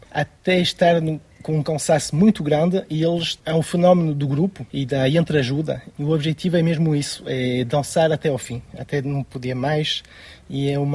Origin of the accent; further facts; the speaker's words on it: France; born there; Nasci em França, mas os meus pais são portugueses